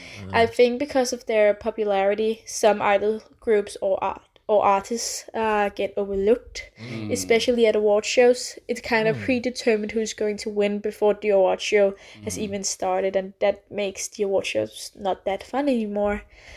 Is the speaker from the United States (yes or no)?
no; Denmark; I'm from Denmark.